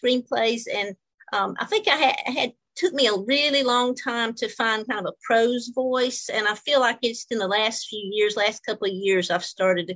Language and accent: English; Georgia, United States; moved away as an adult; also born or lived in New Orleans, Louisiana / Palo Alto, California; I'm originally from Georgia in the United States